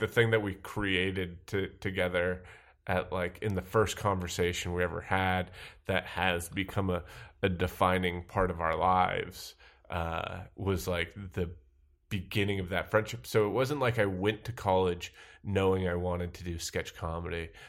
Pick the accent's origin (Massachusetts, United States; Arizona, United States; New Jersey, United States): Massachusetts, United States; Sandwich; moved away as an adult; also born or lived in New York; I'm from uh, a town called Sandwich, Massachusetts.